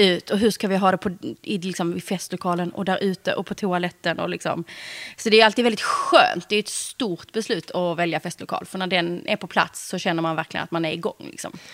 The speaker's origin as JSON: {"language": "Swedish", "town": "Eslöv", "region": "Skåne", "country": "Sweden", "tie": "born or raised there", "also_born_or_lived": "Stockholm", "moved": "as an adult", "said": "vi gifte oss på ett slott utanför Eslöv, där jag kommer ifrån"}